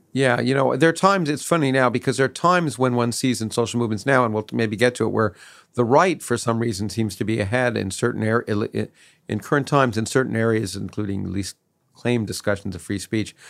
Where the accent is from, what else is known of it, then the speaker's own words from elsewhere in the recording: Canada; also born or lived in Australia; now in United States; I grew up in Canada